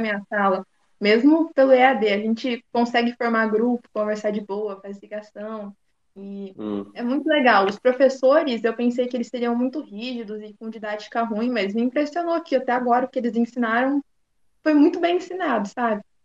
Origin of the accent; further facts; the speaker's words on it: Americana, São Paulo, Brazil; sou aqui do interior de São Paulo, de uma cidade que chama Americana